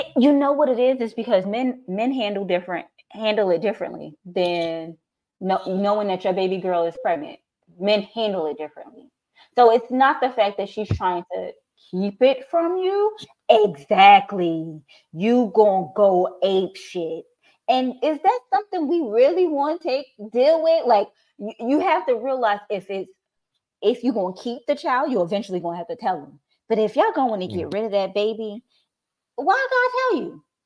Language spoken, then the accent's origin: English; New York, United States; moved away; From New York.